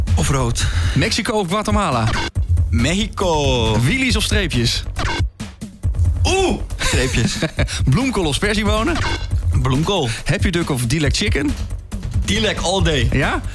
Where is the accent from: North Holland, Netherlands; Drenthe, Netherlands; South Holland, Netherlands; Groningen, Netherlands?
North Holland, Netherlands; Amsterdam; ik, ik kom uit Amsterdam